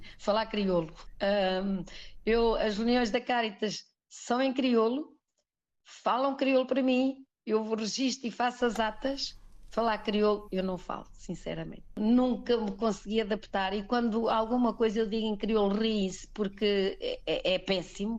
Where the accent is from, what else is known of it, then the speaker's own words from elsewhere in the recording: Azinhaga, Portugal; moved away as an adult; now in Sal, Cape Verde; vivíamos no, na Azinhaga, tal como onde eh, nascemos